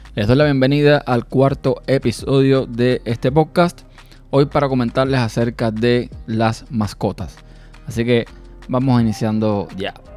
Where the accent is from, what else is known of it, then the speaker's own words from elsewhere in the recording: Cuba; moved away; Yo nací en un pueblo en mi país natal, que es Cuba, en un pueblo, digamos, de campo